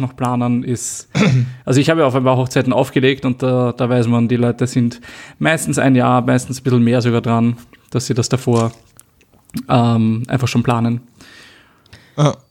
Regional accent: Austria; den Ort sieht, wo ich aufgewachsen bin

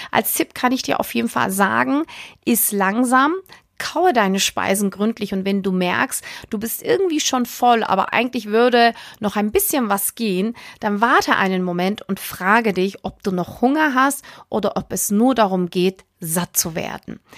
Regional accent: Northern Germany, Germany; So ganz trocken als Norddeutscher.

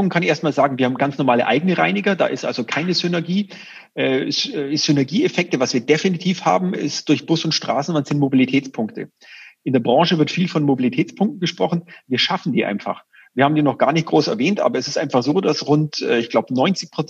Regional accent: Augsburg, Bavaria, Germany; da ist man natürlich als Augsburger mit einem gewissen äh, Geoinformationssystem, mit den richtigen äh, Daten, erkennt man schneller den Bedarf

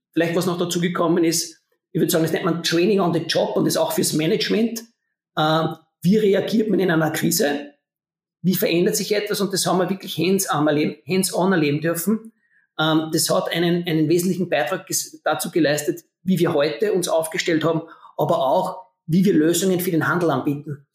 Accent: Austria; accent: Austrian dialect; ich bin Österreicher, man erkennt es meiner Stimme

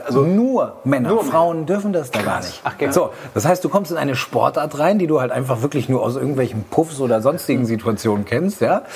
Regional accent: Aurich, Lower Saxony, Germany; moved away; in Aurich, Ostfriesland, wo ich herkomme, schöne Grüße in die Heimat

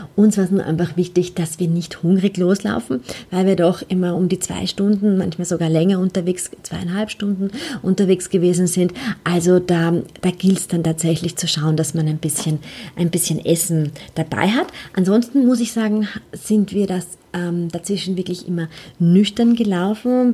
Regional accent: Vienna, Austria; Ich bin in Wien aufgewachsen, ähm, auch auf die Welt gekommen

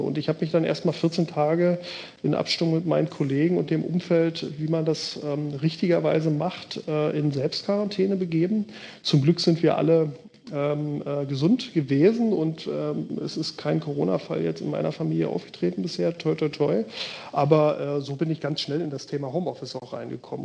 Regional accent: Berlin, Germany; moved away as an adult; also born or lived in Bergedorf, Hamburg; now in Hamburg, Germany; ich natürlich als gebürtiger Berliner

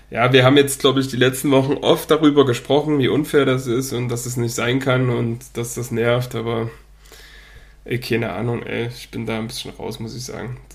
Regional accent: Dortmund, North Rhine-Westphalia, Germany; ich als Dortmunder weiß nicht mal, dass die Dienstag spielen.

